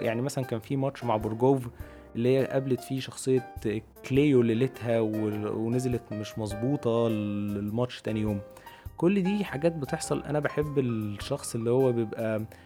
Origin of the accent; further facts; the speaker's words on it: Egypt; عندنا في مصر